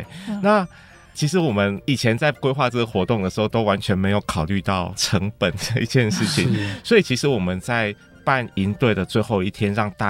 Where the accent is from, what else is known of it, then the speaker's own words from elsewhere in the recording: Tainan, Taiwan; moved away; 因为我小时候在南部，然后我们在台南的那个地方